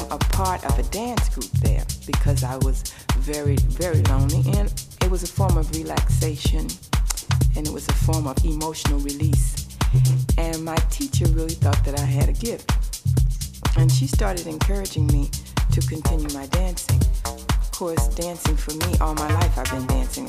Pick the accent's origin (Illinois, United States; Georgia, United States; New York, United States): Illinois, United States; East St. Louis; I was from Illinois anyway, East St. Louis